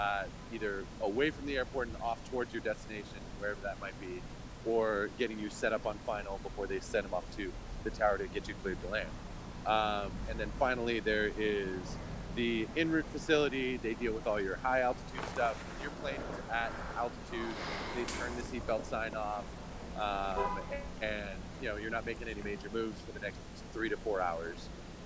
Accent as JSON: {"language": "English", "town": "Los Angeles", "region": "California", "country": "United States", "tie": "born or raised there", "said": "Being an L.A. fan growing up, it was fun, but it was like being a glutton for punishment."}